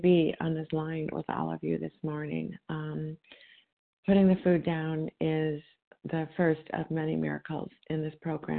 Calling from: Illinois, United States; from Illinois.

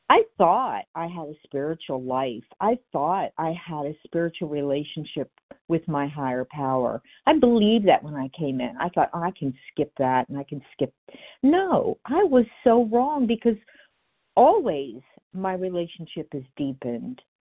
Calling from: Florida, United States; I'm in Florida, and I am recovered happily today.

